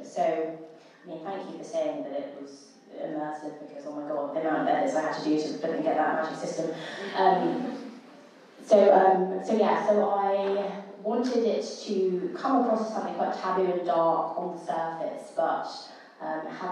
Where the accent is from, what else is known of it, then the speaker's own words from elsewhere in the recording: England, United Kingdom; I grew up in England